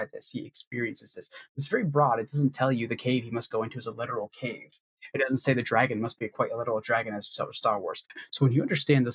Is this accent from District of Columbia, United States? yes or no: yes; Washington, District of Columbia, United States; from D.C.